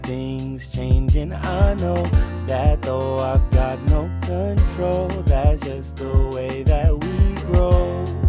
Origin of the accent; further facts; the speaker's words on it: the South, United States; I'm from the South